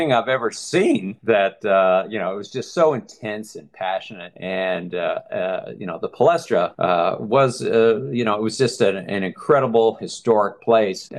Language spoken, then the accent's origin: English; Dallas, Texas, United States; moved away as an adult; also born or lived in Philadelphia; now in Baltimore, United States; I got into journalism after that in Dallas, which is my hometown